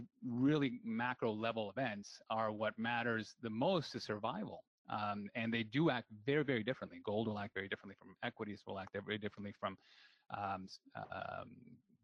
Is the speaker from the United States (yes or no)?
no; Peru; now in Canada; I came from Peru, born and raised. And the reason I emigrated to Canada